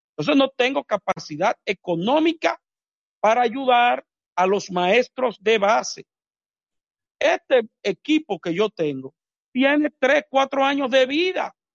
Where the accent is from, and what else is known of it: Dominican Republic